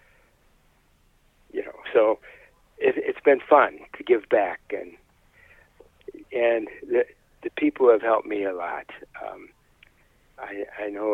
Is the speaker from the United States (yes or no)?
yes; Saginaw, Michigan, United States; now in Freeland, United States; I'm from Saginaw